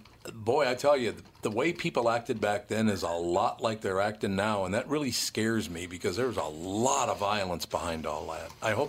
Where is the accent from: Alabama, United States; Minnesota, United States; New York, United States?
Minnesota, United States; Minneapolis; the area in which I grew up here in Minneapolis